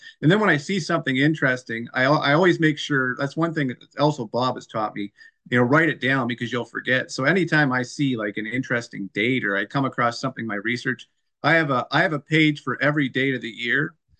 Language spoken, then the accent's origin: English; Dorchester, Ontario, Canada; I grew up in Dorchester, Ontario